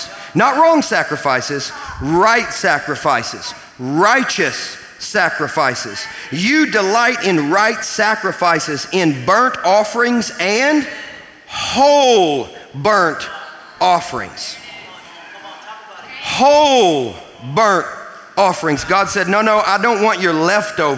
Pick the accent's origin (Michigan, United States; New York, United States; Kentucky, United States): Kentucky, United States; I'm from Kentucky